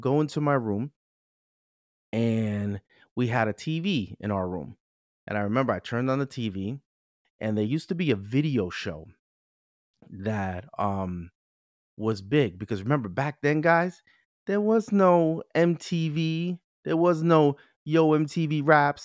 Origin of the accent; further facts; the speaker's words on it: New York City, New York, United States; I'm a Bronx boy